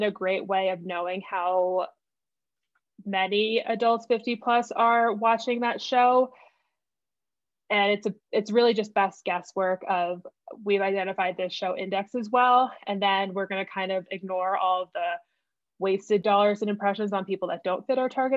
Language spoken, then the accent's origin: English; New Jersey, United States; moved away as an adult; now in Denver, United States; I'm originally from New Jersey, but I've lived in Denver seven, 8 years. But New Jersey is definitely home